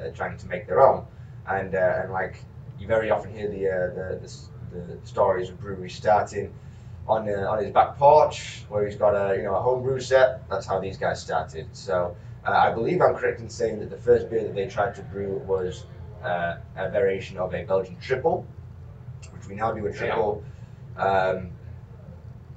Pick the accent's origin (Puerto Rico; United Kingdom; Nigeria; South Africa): United Kingdom; York, Yorkshire and the Humber; accent: Yorkshire; moved away as an adult; now in Florida, United States; I'm from Northern England. So this is a very genuine Yorkshire accent you're hearing.